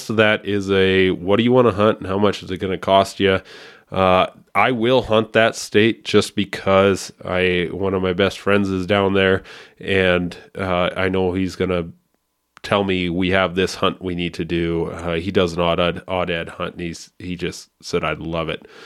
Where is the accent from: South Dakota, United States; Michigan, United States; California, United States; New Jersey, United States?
South Dakota, United States; South Dakota is, or my home state, is about 80